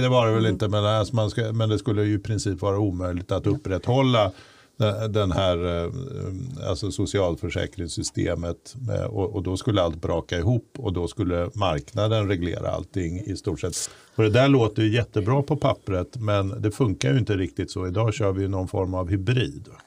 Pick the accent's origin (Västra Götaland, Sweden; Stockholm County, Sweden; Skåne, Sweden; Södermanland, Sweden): Stockholm County, Sweden; Stockholm; i Bromma där jag växte upp